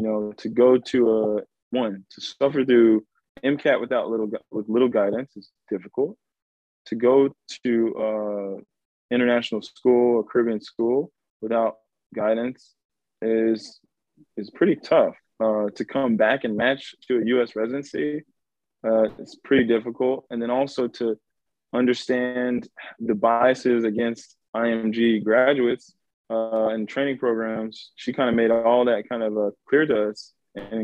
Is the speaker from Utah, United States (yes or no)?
no; Richardson, Texas, United States; also born or lived in Dallas; I was raised in Richardson